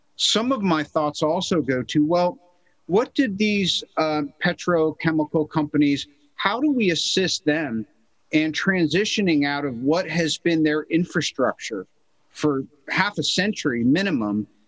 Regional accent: United States; As an American

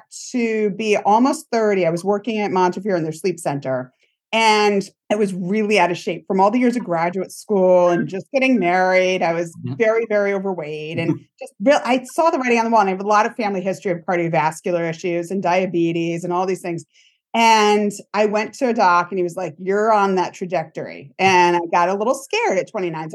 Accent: Rhode Island, United States; now in New York, United States; I grew up in Rhode Island

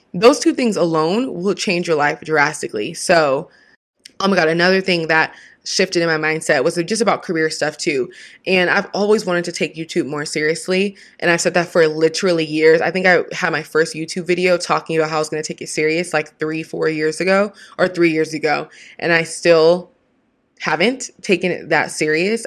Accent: Washington, United States; now in California, United States; a teen and a Miss title holder from the same state I was raised in Washington, it's my home.

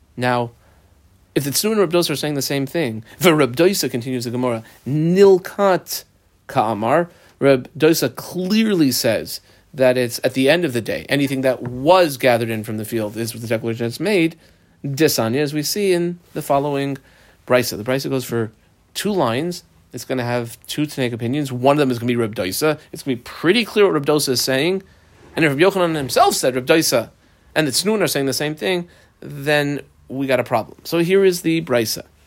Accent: United States; growing up in America as a modern Orthodox kid

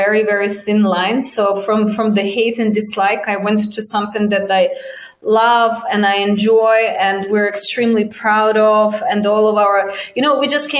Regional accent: Russia; moved away as an adult; also born or lived in China; I'm from Russia. I haven't lived there in 17, 18 years

